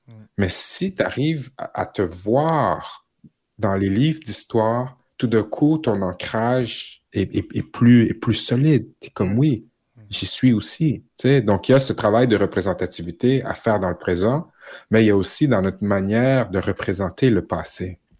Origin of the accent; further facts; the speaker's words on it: Quebec, Canada; en tant que Québécois, en tant que Canadien